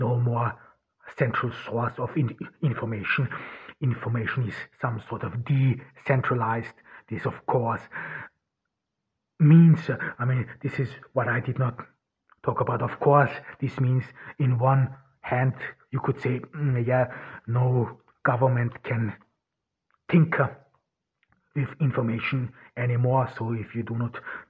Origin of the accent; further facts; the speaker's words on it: Austria; also born or lived in Ordu, Turkey; now in Turkey; I grew up in rural Austria